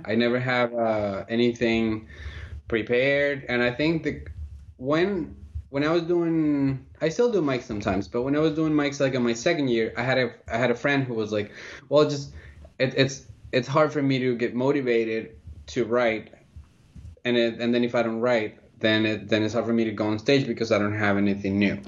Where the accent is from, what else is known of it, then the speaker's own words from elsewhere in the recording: Colombia; also born or lived in Philadelphia, United States; now in United States; I'm originally from Colombia, and I came to the United States uh, about 16 years ago